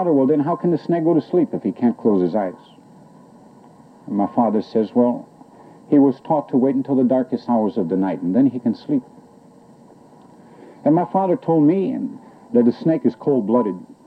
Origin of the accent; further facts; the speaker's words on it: central Quebec, Canada; moved away; I'm Abenaki Indian, originally from central Quebec in Canada